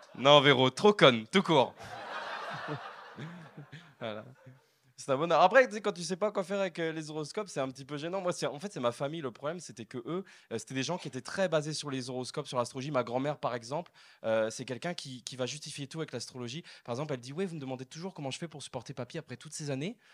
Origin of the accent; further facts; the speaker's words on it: France; je viens de France